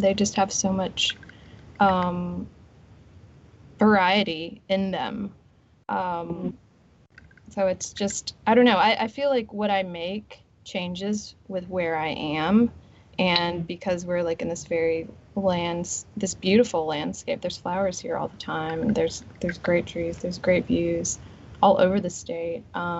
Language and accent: English; Meridian, Mississippi, United States; So I grew up in Meridian, and during the summer, I would do these like art camps, and we would go to the second floor of the Meridian Museum of Art